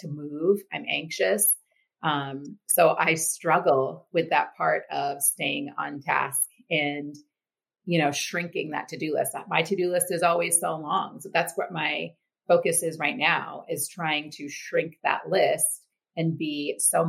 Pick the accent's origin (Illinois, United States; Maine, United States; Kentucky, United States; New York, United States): Maine, United States; also born or lived in Texas; I'm from Maine. I left briefly for college, but have lived here my whole life.